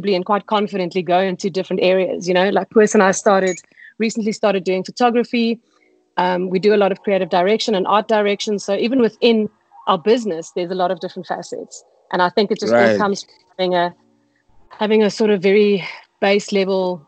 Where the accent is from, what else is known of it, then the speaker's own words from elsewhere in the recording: Pretoria, Gauteng, South Africa; I'm originally from Pretoria, and I have, I'm Afrikaans, I've got Afrikaans parents